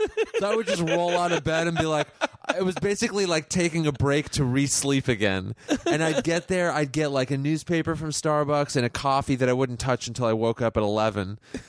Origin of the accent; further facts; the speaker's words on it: Los Angeles, California, United States; I'm from L.A. I'm one